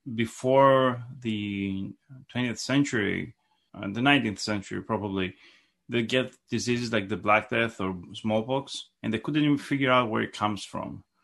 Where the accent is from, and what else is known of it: Greece; born or raised there; moved away as an adult; now in United States